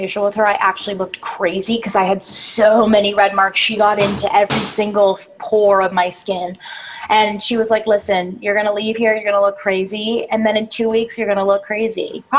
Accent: Canada; now in Los Angeles, United States; And when I came to LA from Canada, I don't know what it was, probably like stress, nerves, different air quality, all of that.

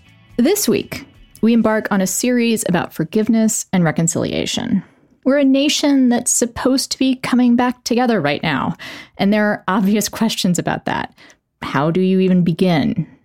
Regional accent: Texas, United States; as a native Texan myself, I got the year of Texas history

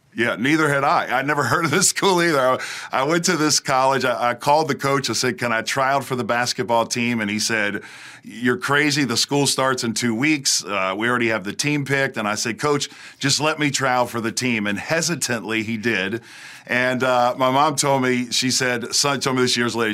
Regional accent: outside New Orleans, South Louisiana, United States; now in Hendersonville, United States; I was raised in South Louisiana, right outside of New Orleans

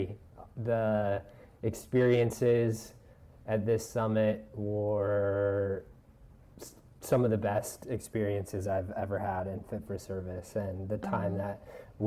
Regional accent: Denver, Colorado, United States; moved away as an adult; also born or lived in Bayside, Queens, New York; now in New York, United States; I grew up in Denver, Colorado

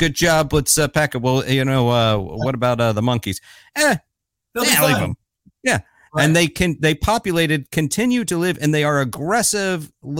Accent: Florida, United States; So I grew up in Florida

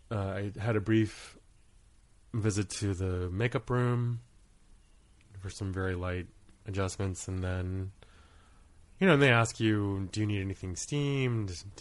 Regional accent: Rhode Island, United States; born there; I was born in Rhode Island. My dad was a oceanography student at URI, and my mom was a home ec teacher at the time.

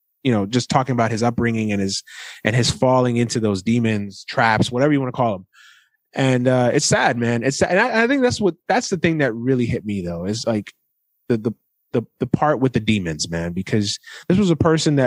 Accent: New York, United States; growing up in New York at that time

